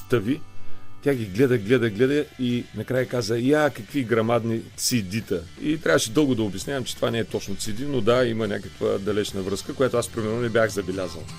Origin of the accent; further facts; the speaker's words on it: Burgas, Burgas Province, Bulgaria; в квартала, в който аз съм израснал в Бургас